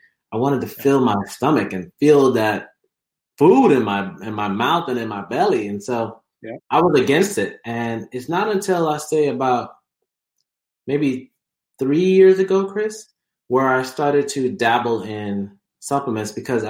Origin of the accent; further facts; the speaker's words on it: Jamaica; also born or lived in Alabama, United States; but I was born in the U.S. And so I was born in Alabama. We lived there for a couple of years, about seven to nine years. And we then moved to Jamaica